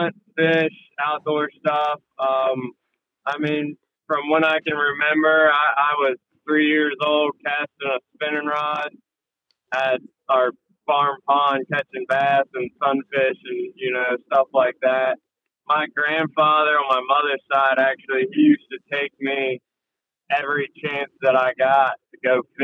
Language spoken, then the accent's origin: English; Frederick, Maryland, United States; moved away as an adult; now in Ocean City, United States; I'm originally from Frederick, Maryland, over on the Western Shore.